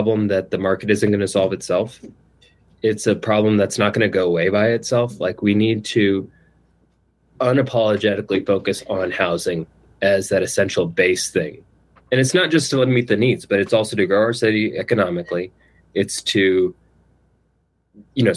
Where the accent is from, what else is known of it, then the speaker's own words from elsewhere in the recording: East Kentucky, United States; growing up in East Kentucky